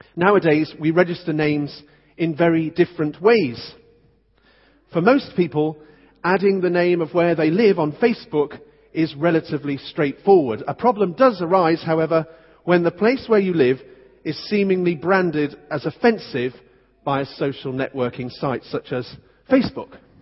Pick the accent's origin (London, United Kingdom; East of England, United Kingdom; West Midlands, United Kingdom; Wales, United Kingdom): West Midlands, United Kingdom; Stoke-on-Trent; moved away; I came from Stoke, and I know what the centre of Stoke's like